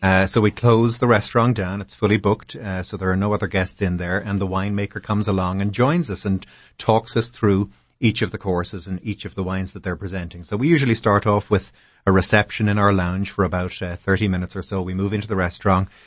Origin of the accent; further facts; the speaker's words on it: Ireland; moved away as an adult; also born or lived in Boston / Europe; now in Washington, D.C., United States; I'm from Ireland